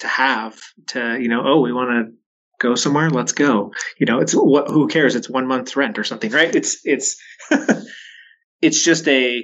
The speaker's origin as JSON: {"language": "English", "town": "Waitsburg", "region": "Washington", "country": "United States", "tie": "born or raised there", "also_born_or_lived": "Richland, Washington / Spanaway, Washington", "said": "my hometown of Waitsburg, just north of Walla Walla"}